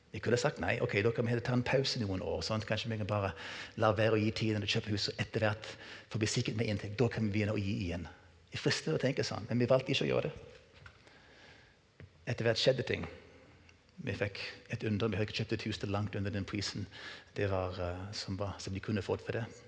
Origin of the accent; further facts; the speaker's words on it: United States; moved away as an adult; now in Norway; Så jeg er vokst opp med denne kulturen her i USA.